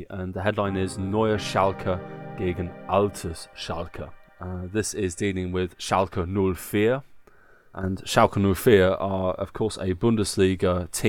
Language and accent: English; England, United Kingdom; Obviously, Nick and I are both football fans. Uh, we are English, uh, and this is part of our, our